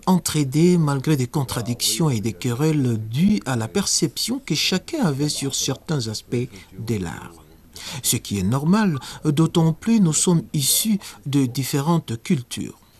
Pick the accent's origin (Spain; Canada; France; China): China; Je suis né et grandi dans la Chine nouvelle